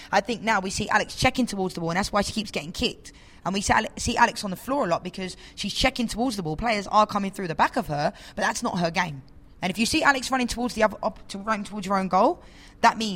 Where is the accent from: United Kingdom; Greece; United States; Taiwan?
United Kingdom; England; I'm from England.